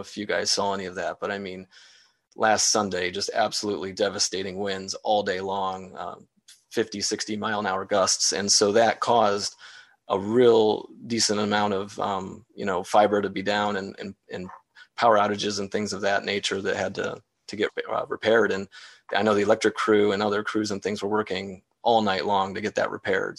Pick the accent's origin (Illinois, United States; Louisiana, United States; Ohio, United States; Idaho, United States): Ohio, United States; Wadsworth; born and raised in Wadsworth